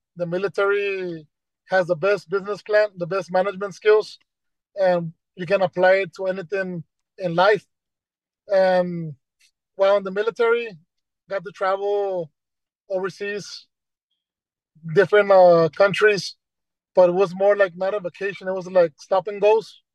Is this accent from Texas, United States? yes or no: yes; Brownsville, Texas, United States; I was born in Bronzo, and I went to Gonzales Elementary, Perkins Middle School, Rivera High School